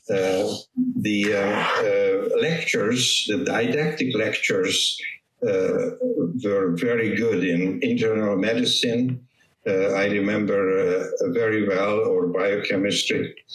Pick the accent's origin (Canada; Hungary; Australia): Hungary; moved away as an adult; also born or lived in Western Europe; now in United States; used to be Eastern Europe, part of the communist bloc, Hungary um, my father was a physician. My brother was a physician. My grandfather was a physician. So I'm coming from a physician family